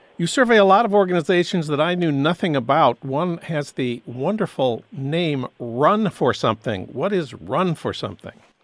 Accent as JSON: {"language": "English", "town": "St. Paul", "region": "Minnesota", "country": "United States", "tie": "born or raised there", "moved": "yes", "lives_now": "Los Angeles, United States", "said": "my hometown of St. Paul"}